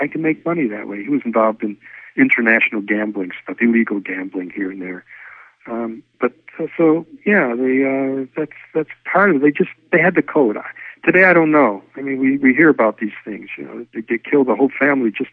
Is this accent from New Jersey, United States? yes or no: no; Detroit, Michigan, United States; first language Yiddish; I'm from Detroit, so I follow the Detroit Tigers